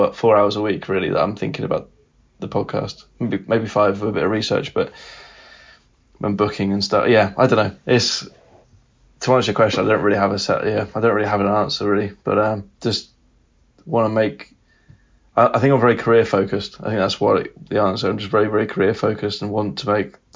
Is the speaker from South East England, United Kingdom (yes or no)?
yes; Surrey, South East England, United Kingdom; I come from Surrey in England, just outside London